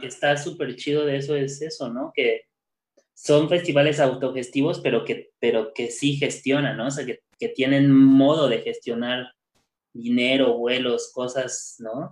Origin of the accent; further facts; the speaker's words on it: Mexico City, Mexico; moved away as an adult; me fui del DF para acá